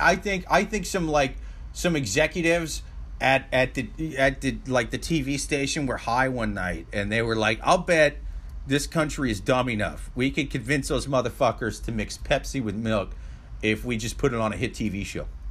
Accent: Midwest, United States; I'm from the Midwest

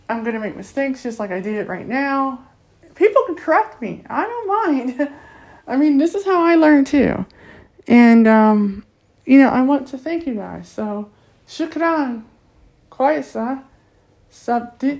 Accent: Akron, Ohio, United States; first language English; I'm from Akron, Ohio, here in Akron, Ohio

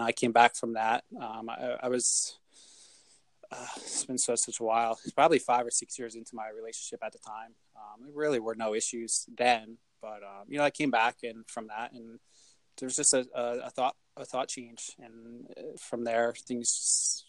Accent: United States; I wasn't born in Bricktown, but I was raised in Bricktown.

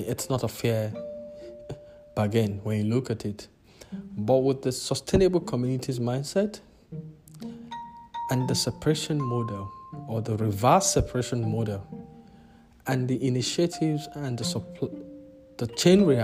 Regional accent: Nigeria; also born or lived in multiple countries in Africa; now in South Africa; as an African, as a Nigerian, who has lived across multiple countries in Africa, currently residing in South Africa.

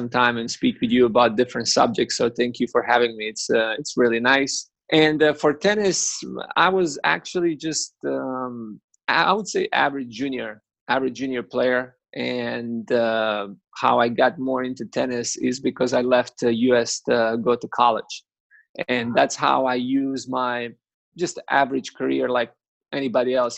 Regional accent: Kaštela, Split-Dalmatia County, Croatia; I'm from Kaštela.

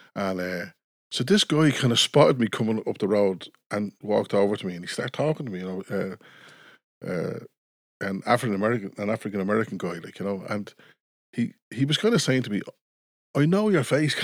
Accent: Dublin, Leinster, Ireland; I was, uh, born and raised in Coolock

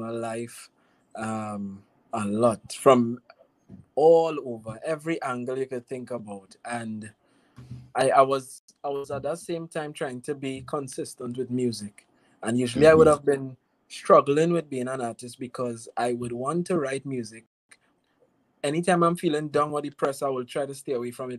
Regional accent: Trinidad & Tobago; I'm from the lovely island of Trinidad and Tobago

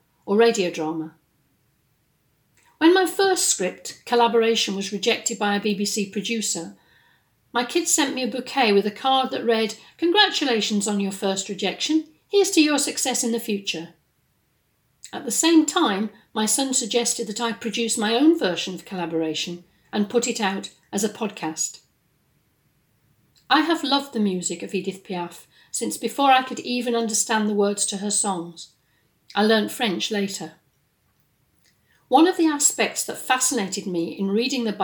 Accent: England, United Kingdom; moved away as an adult; also born or lived in west of Scotland; now in Scotland, United Kingdom; I'm based in the west of Scotland, and although I'm from England originally, I've been here more than half my life.

